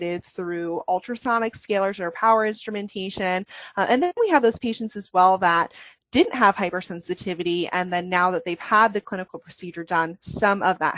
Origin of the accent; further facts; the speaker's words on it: New England, United States; I was born and raised in the New England, Northeast, Maine, New Hampshire